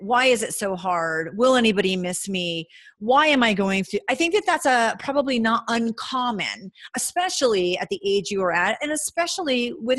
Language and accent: English; New England, United States; now in Reno, United States; I'm from New England where everybody breathes and speaks hockey.